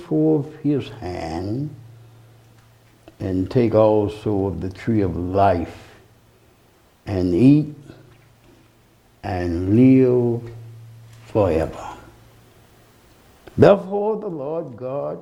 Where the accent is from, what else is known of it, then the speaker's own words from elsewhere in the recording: Alabama, United States; When I was born in Alabama